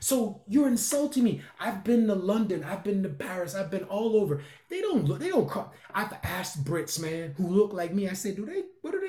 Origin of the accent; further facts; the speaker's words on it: Russia; I came from Russia.